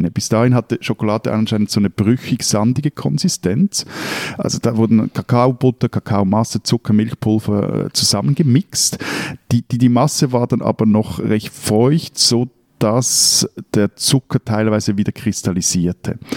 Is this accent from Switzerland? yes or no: yes; Switzerland; also born or lived in Lake Zurich